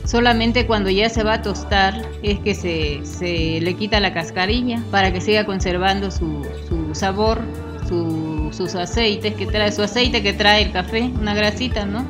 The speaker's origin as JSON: {"language": "Spanish", "region": "Chiapas", "country": "Mexico", "tie": "born or raised there", "moved": "yes", "said": "cada familia tiene un pedacito que le llamamos cafetal ahí en Chiapas"}